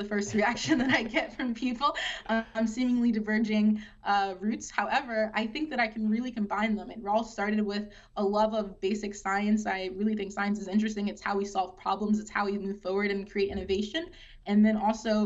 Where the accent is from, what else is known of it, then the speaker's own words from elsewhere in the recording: Charlotte, North Carolina, United States; I'm from Charlotte, North Carolina